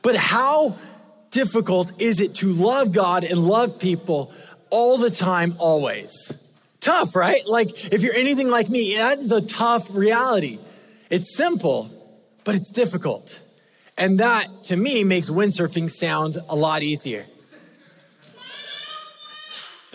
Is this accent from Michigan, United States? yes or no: no; California, United States; I grew up in California